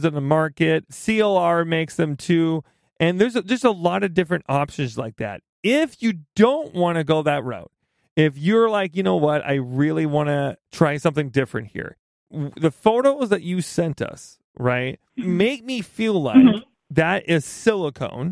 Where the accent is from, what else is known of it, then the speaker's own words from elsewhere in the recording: Midwest, United States; I just am from the Midwest, so everything, it just sounds bad. My accent doesn't make this better